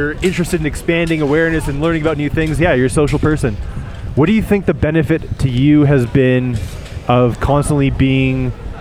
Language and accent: English; Canada; I'm from Canada.